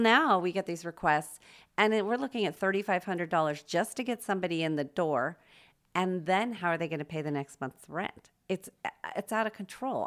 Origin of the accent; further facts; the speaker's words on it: Los Angeles, California, United States; moved away as an adult; also born or lived in Chicago / Wyoming / Palm Springs / San Francisco; now in Spokane, United States; I grew up mostly in Los Angeles